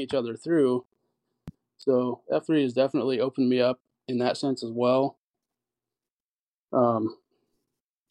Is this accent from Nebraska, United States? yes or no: yes; Norfolk, Nebraska, United States; moved away as an adult; now in Omaha, United States; I'm from Norfolk originally. I've moved up here probably 12 years ago now